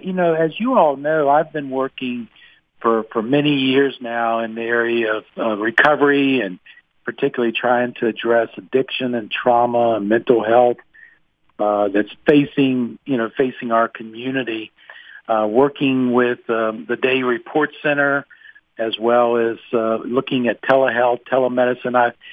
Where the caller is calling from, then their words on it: Georgia, United States; Oh, I'm calling from Georgia.